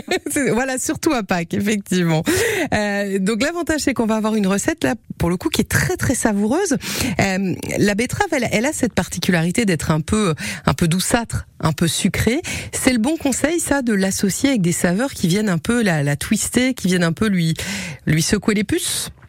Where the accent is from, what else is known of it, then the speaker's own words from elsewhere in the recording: Normandy, France; moved away as an adult; now in Finistère, France; je suis normande, personne n'est parfait, il paraît.